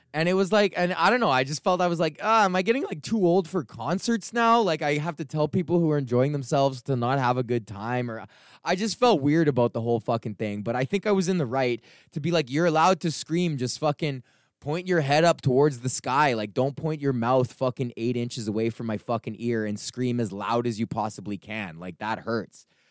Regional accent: Edmonton, Alberta, Canada; moved away; I was born and raised in Edmonton. This is my hometown.

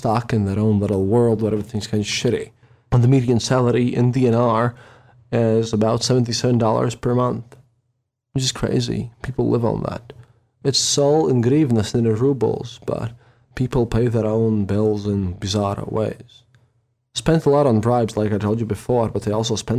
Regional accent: Riga, Latvia; I was from Riga

